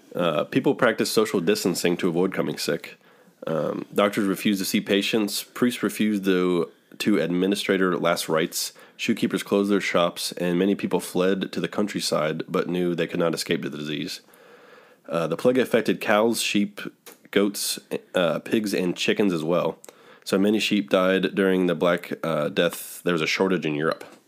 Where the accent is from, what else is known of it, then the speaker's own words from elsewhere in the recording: Dayton, Ohio, United States; we're from Dayton, Ohio